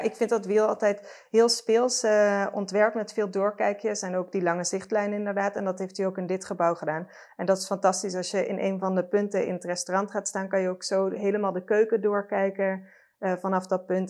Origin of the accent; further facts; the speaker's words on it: Limburg, Netherlands; ik ben ook opgegroeid in Limburg